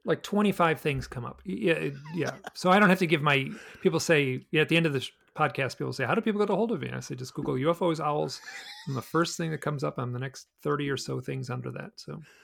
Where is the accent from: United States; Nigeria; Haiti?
United States; Michigan; moved away as an adult; also born or lived in New York City / Alaska; I grew up in the Midwest